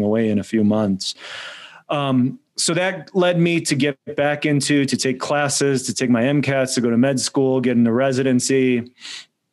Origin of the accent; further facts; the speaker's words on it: United States; my parents are immigrants from Poland. So I was born in the United States.